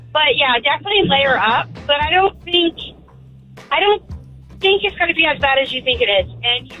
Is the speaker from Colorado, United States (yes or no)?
yes; Colorado, United States; now in New Smyrna Beach, United States; I'm from Colorado.